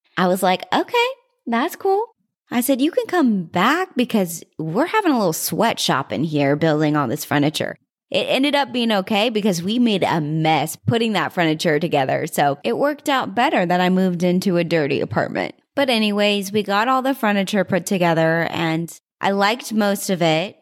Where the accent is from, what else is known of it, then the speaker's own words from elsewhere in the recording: Fort Worth, Texas, United States; now in Arizona, United States; I was born in Fort Worth, Texas.